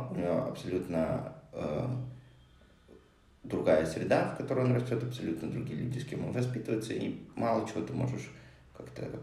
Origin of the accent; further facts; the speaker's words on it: Moscow, Russia; moved away as an adult; also born or lived in Hong Kong / Japan; now in Cyprus; Я родился в Москве, а, где прожил до 26 лет.